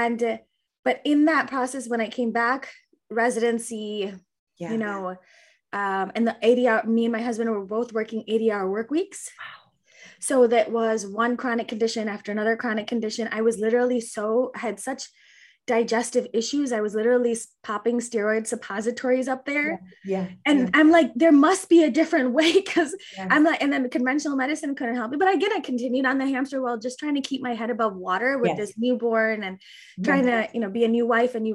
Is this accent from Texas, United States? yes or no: no; Naperville, Illinois, United States; I grew up in Naperville, Illinois. I've been here in the Chicagoland area almost all my life